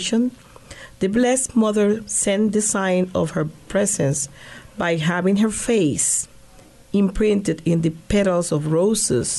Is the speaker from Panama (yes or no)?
yes; Panama; moved away as an adult; now in Great Bend, United States; I was born and raised in the Republic of Panama and graduated as an accountant in the University of Panama. I came here in 2001